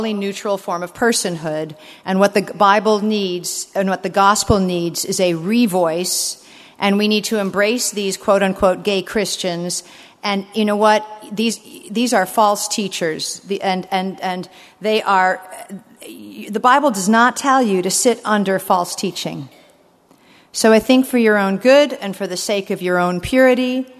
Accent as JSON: {"language": "English", "country": "United States", "said": "as an American"}